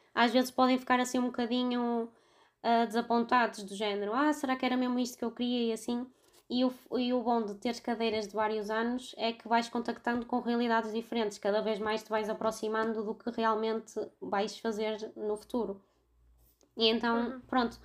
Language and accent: Portuguese; Vila Nova de Gaia, Norte, Portugal; tenho 26 anos e sou de Vila Nova de Gaia.